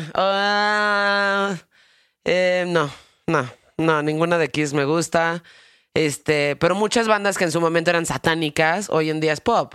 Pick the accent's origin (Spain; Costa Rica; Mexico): Mexico; vivo en México y que soy mexicano